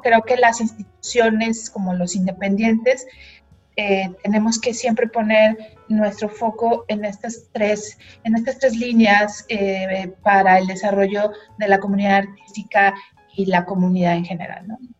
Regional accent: Mexico; la primer mexicana eh, nacida y crecida, digamos, en México

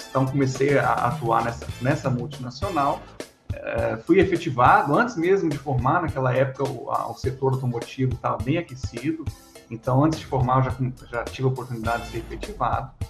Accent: Paraná, Brazil; also born or lived in Recife; Eu sou pernambucano, né? nasci em Recife, Pernambuco, Fiquei lá pouco tempo, até uns, uns três anos de idade, e depois disso eu fui para o sul, do Paraná.

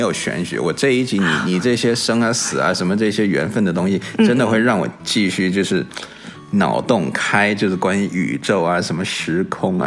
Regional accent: Beijing, China; accent: a bit Beijing; 我这边又有，有的时候又带点北京的

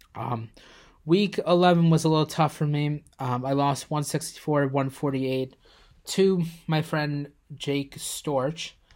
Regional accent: Plainview, United States; my hometown, Plainview

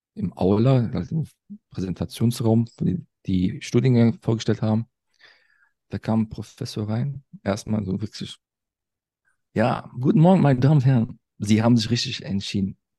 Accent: Cologne, North Rhine-Westphalia, Germany; ich bin in Köln geboren, aufgewachsen

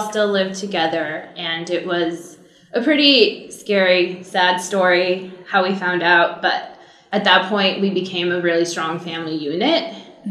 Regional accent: Cypress, California, United States; I grew up in Orange County in a small town called Cypress

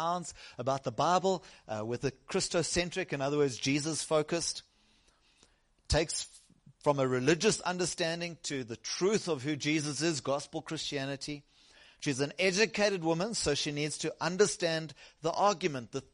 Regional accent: South Africa; I originally come from the south coast

